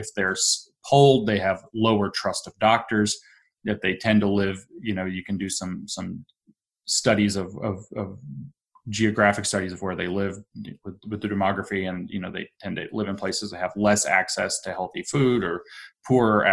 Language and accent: English; the South, United States; now in Appalachia, United States; growing up in the South